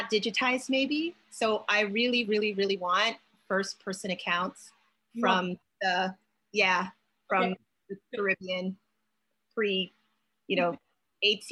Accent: New York City, New York, United States; someone who grew up in New York

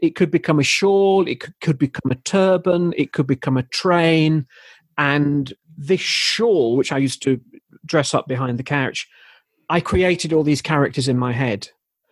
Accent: Leeds, Yorkshire and the Humber, United Kingdom; now in High Barnet, United Kingdom; I'm from Leeds

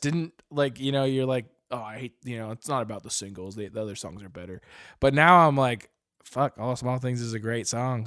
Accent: Arizona, United States; now in Portland, United States; we're originally from Arizona, or I am at least, and uh, now we both live in Oregon, Portland

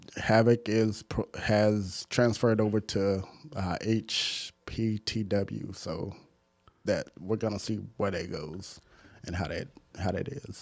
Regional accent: Dallas, Texas, United States; I grew up in Southeast Dallas

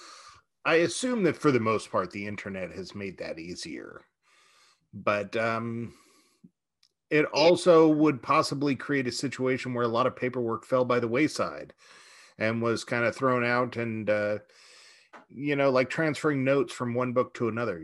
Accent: Redding, California, United States; moved away as an adult; now in Ashland, United States; I'm here in Ashland, Oregon. I haven't been here too long. I'm from Redding, California

